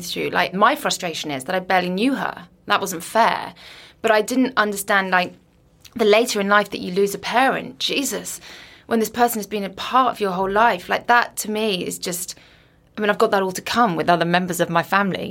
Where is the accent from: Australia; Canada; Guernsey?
Guernsey; moved away as an adult; also born or lived in Liverpool / London; I was brought up on Guernsey, then I went to Liverpool